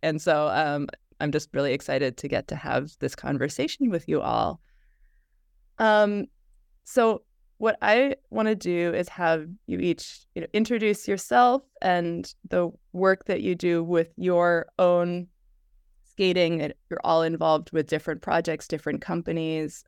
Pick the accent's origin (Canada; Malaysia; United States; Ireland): United States; I'm an American adult skater